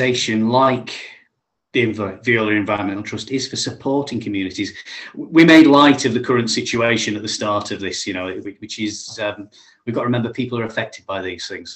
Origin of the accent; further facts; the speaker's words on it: Yorkshire and the Humber, United Kingdom; being a Yorkshireman